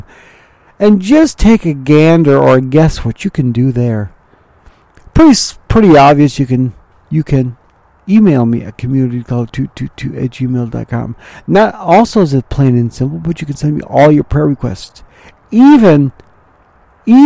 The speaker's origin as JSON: {"language": "English", "town": "Mount Clemens", "region": "Michigan", "country": "United States", "tie": "born or raised there", "also_born_or_lived": "Ravenna, Ohio", "said": "I was born in Mount Clemens, Michigan"}